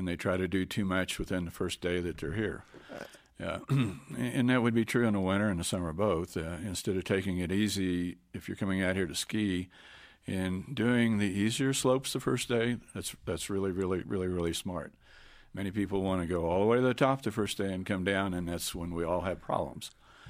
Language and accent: English; Kansas, United States; I came from Kansas originally, and it's a completely different culture change here.